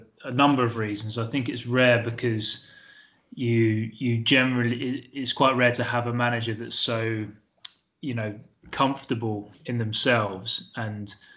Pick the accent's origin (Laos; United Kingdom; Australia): United Kingdom; Lewes, South East England; Lewis was my hometown club. That's where I grew up